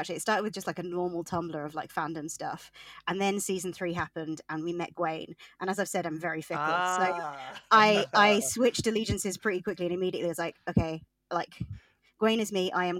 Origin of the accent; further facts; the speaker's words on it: England, United Kingdom; So I, in case you can't tell, I am from England.